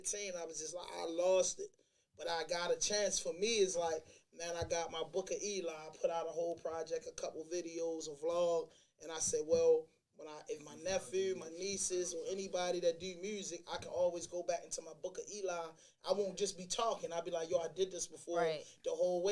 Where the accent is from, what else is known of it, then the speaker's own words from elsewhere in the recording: Baltimore, Maryland, United States; also born or lived in New York / Albany; I'm from Baltimore, and that's what 70% of the culture like out here. We haze people.